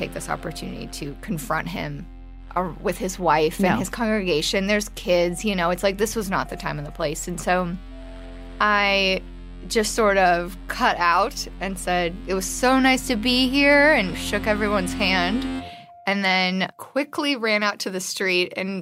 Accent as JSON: {"language": "English", "country": "United States", "said": "I was from the States"}